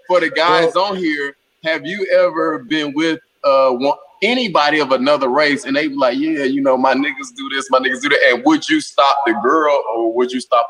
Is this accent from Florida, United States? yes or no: no; Albany, Georgia, United States; moved away as an adult; also born or lived in Seattle; So I grew up down south.